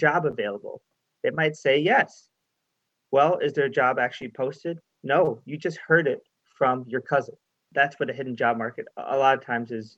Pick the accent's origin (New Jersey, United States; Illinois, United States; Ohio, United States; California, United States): Illinois, United States; Chicago; moved away as an adult; now in Winnipeg, Canada; I'm from Chicago. I'm not even from Canada.